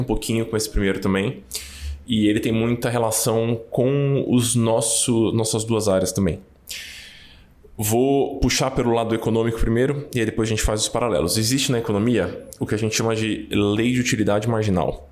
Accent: São Paulo, Brazil; eu nasci no Brasa, então é difícil ser mais paulistano que isso

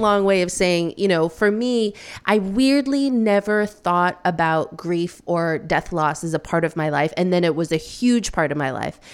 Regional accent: Midwest, United States; now in New York City, United States; I'm the first person in my family to be born in the States. Um, and I grew up in the Midwest

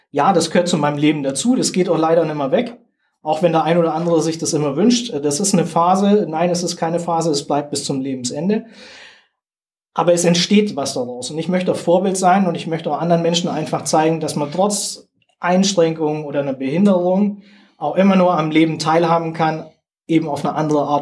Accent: Germany; Jetzt hört man ja an meinem Dialekt, dass ich jetzt nicht unbedingt hier

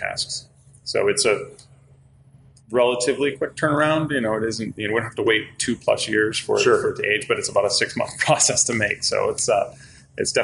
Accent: Detroit, Michigan, United States; moved away as an adult; also born or lived in Traverse City, Michigan; now in New Orleans, United States; I'm from the north, so I'm originally from the Detroit area

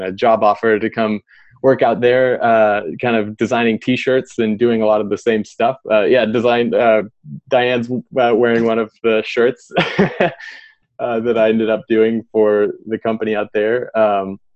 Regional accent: Pryor, Oklahoma, United States; I grew up in Oklahoma in a little small town called Pryor

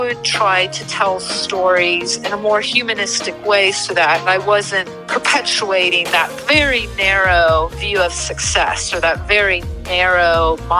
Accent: Santa Clara, California, United States; I grew up in California, in Santa Clara

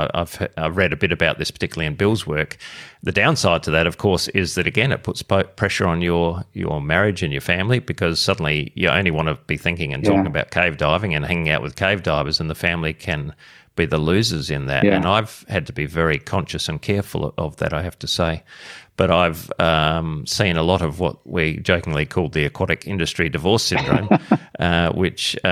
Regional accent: Australia; as part of my role as Australian of the Year last year

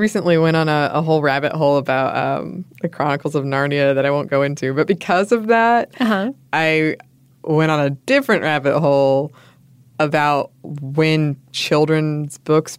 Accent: Homer, Alaska, United States; I started thinking about my hometown in Homer, Alaska, which is known for its halibut fishing scene.

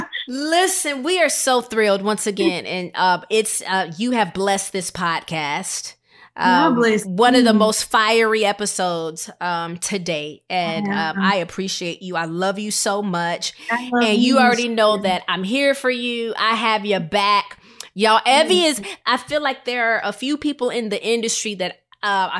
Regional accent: Rockford, Illinois, United States; I come from Rockford, Illinois

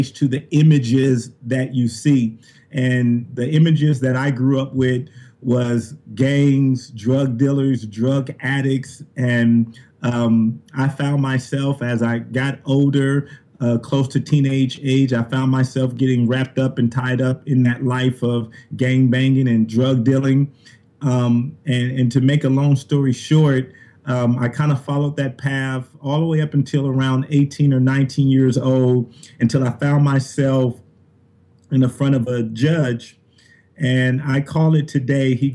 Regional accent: Compton, California, United States; moved away as an adult; here I am from Compton, California. I joined the Army

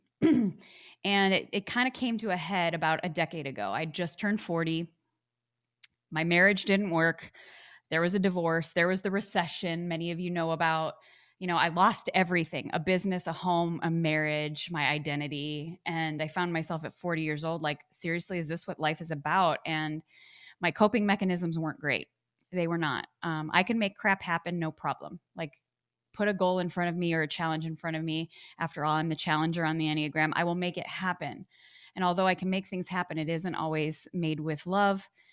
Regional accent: Chicago, Illinois, United States; moved away as an adult; also born or lived in Arizona; I grew up back in Chicago, Illinois.

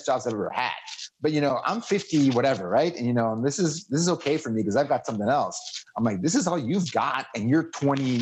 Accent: Mexico; moved away as an adult; also born or lived in Seattle; I moved to Seattle, you know, from growing up in Mexico on the border

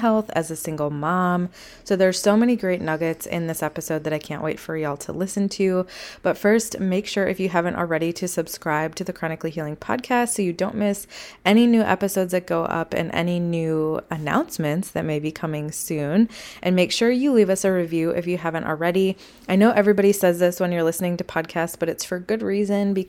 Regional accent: Wisconsin, United States; I'm from Wisconsin

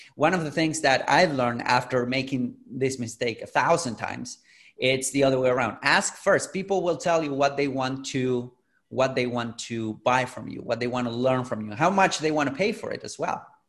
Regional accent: Argentina; I'm originally from Latin America, from Argentina. I'm in Buenos Aires right now.

